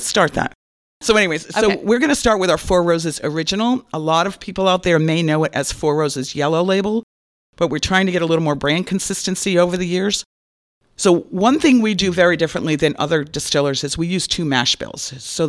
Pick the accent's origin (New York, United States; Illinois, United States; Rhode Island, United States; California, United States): Rhode Island, United States; now in Florida, United States; everybody knows that I'm from Rhode Island, so I have to really kind of slow my roll when I came to Florida.